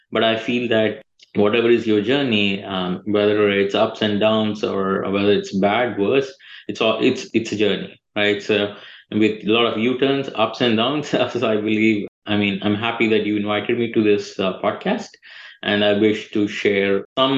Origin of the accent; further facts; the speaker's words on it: India; now in United States; I'm basically from India. But I lived in more than 5 different countries across the globe, and the US is my 5th country.